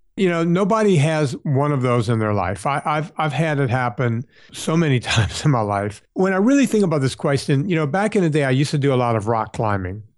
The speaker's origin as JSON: {"language": "English", "region": "Southern Louisiana", "country": "United States", "tie": "born or raised there", "said": "the district that I grew up in down in Southern Louisiana"}